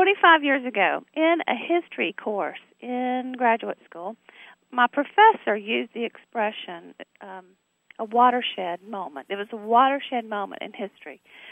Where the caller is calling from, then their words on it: Blacksburg, Virginia, United States; I'm calling you from Blacksburg, Virginia.